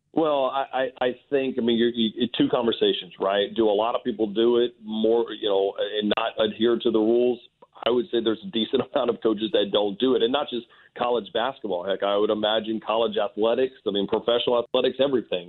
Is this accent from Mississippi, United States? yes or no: no; Port Allen, Louisiana, United States; I'm a kid born and raised in Port Allen, Louisiana